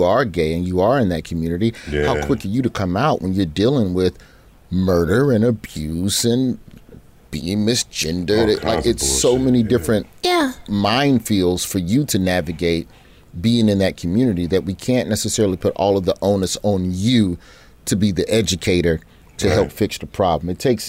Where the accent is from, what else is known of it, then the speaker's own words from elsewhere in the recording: Birmingham, Alabama, United States; growing up in Birmingham